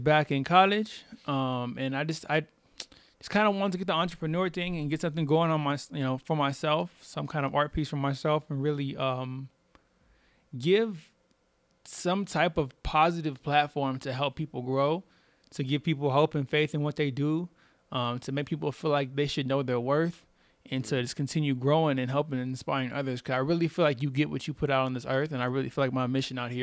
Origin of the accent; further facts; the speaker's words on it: Corpus Christi, Texas, United States; now in Denver, United States; I'm from Corpus Christi, Texas. So I'm from the South